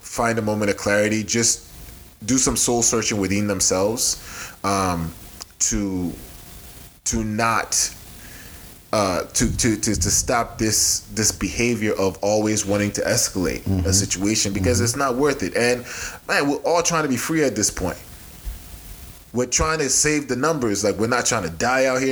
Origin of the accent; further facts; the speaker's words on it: Nigeria; moved away; I'm Nigerian